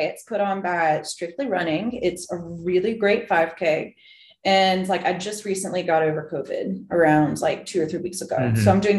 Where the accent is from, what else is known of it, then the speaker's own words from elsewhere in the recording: Greenville, South Carolina, United States; moved away as an adult; also born or lived in Florida; I am originally from Greenville, South Carolina.